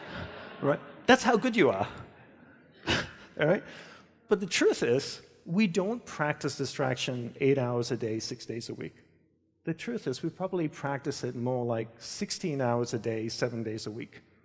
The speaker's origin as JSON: {"language": "English", "country": "Australia", "tie": "born or raised there", "also_born_or_lived": "Hawaii", "moved": "as an adult", "said": "I grew up in Australia and I left and went to Hawaii, where I joined my guru's monastery"}